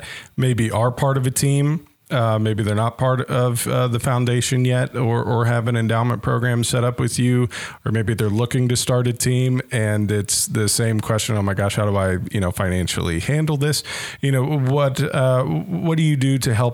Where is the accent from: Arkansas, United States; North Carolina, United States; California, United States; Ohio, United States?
Ohio, United States; Columbus; now in Cincinnati, United States; I grew up in Columbus and now live here